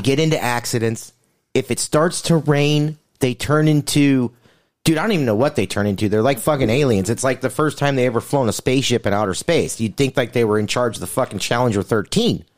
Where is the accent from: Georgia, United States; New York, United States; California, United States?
California, United States; tell them I'm from California.